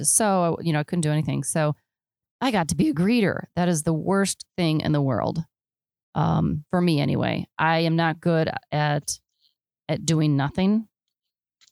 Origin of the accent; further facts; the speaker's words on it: Illinois, United States; I'm from Illinois